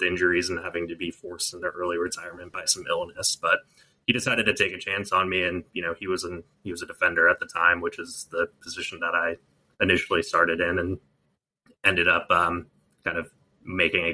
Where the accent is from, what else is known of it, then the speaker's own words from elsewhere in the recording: San Diego, California, United States; I grew up in San Diego